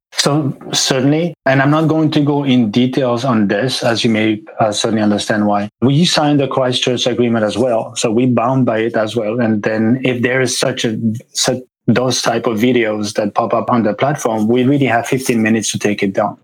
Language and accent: English; Switzerland; moved away as an adult; I grew up in Switzerland